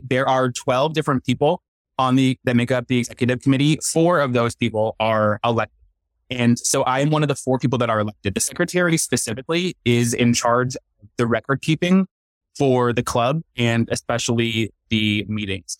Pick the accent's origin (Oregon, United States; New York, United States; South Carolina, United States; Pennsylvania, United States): Pennsylvania, United States; Northeast; moved away as an adult; also born or lived in Southern California; now in Chattanooga, United States; Growing up in Eastern Pennsylvania